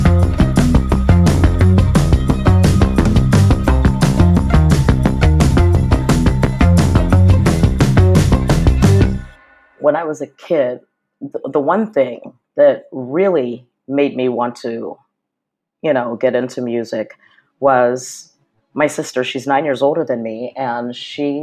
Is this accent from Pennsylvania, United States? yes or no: yes; Pittsburgh, Pennsylvania, United States; also born or lived in Los Angeles; now in New York City, United States; I grew up in Pittsburgh and we were all just like crazy punks and new wave kids running the streets of Pittsburgh